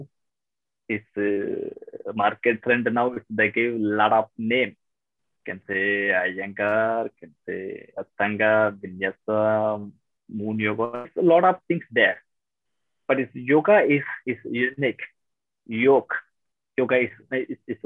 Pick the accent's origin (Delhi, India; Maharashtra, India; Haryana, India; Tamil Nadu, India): Tamil Nadu, India; also born or lived in Thailand / Malaysia; now in Vietnam; I'm from South India, Tamil Nadu